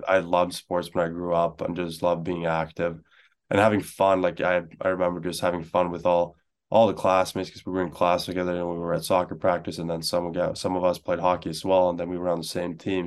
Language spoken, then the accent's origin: English; Stockholm, Stockholm County, Sweden; moved away; I grew up in Stockholm